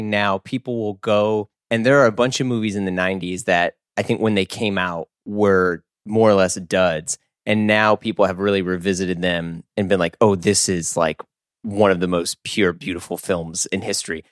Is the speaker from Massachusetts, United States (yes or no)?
no; Missouri, United States; moved away as an adult; I grew up not in the South, but everyone thinks Missouri is the South